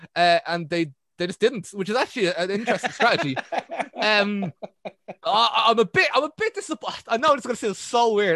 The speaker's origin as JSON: {"language": "English", "country": "Ireland", "said": "I'm Irish"}